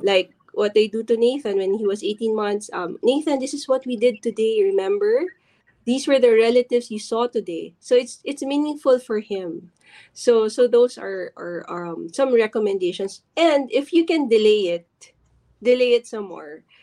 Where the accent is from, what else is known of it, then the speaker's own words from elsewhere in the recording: Philippines; as other Filipino parents